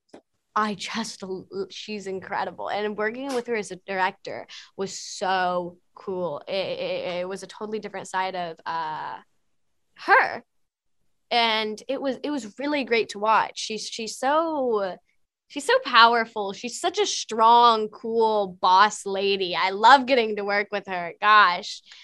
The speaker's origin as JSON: {"language": "English", "region": "Texas", "country": "United States", "said": "I'm from Texas, Southern manners"}